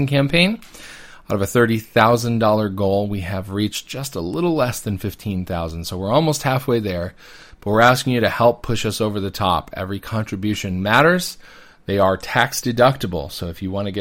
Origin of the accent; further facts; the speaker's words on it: United States; as an American Catholic, born and raised